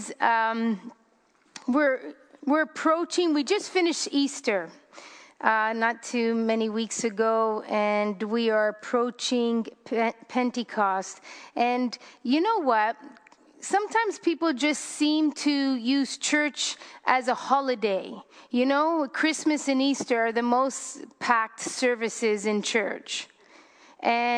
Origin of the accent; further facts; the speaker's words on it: Canada; I'm Canadian because I'm born in Canada, but my descendants on my father's side, on my mother's side, are of the Italian descent.